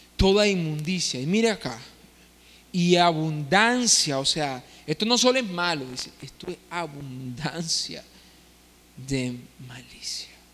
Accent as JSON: {"language": "Spanish", "country": "Nicaragua", "said": "Nosotros como nicaragüenses"}